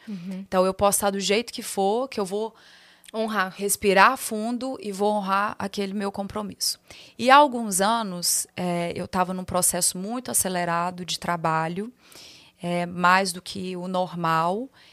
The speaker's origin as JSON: {"language": "Portuguese", "region": "Minas Gerais", "country": "Brazil", "accent": "mineiro", "moved": "as an adult", "lives_now": "São Paulo, Brazil", "said": "Falar com meu sotaque, fazer minhas brincadeiras, contar meus, meus causos mineiros"}